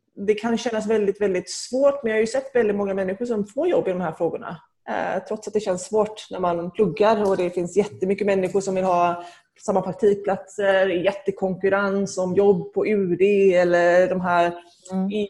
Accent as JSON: {"language": "Swedish", "town": "Gothenburg", "region": "Västra Götaland", "country": "Sweden", "tie": "born or raised there", "moved": "as an adult", "lives_now": "Geneva, Switzerland", "said": "jag växte upp i Angered."}